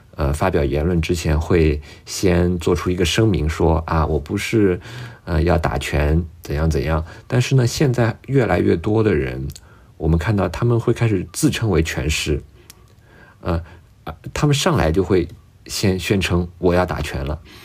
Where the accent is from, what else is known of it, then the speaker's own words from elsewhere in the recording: China; 用我们中国人特别熟悉的话来说